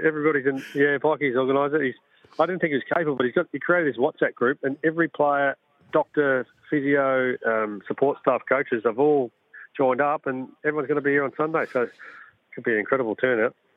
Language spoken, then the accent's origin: English; South Australia, Australia; growing up in South Australia